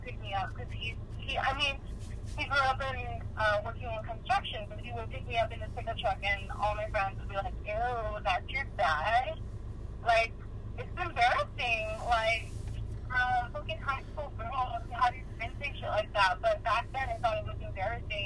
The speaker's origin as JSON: {"language": "English", "region": "California", "country": "United States", "tie": "born or raised there", "said": "growing up in California"}